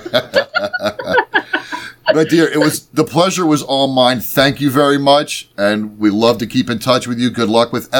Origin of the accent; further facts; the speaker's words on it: Pennsylvania, United States; we're two schlubs from Pennsylvania